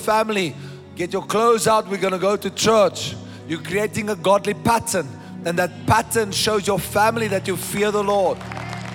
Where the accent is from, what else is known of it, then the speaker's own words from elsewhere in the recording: South Africa; I am a South African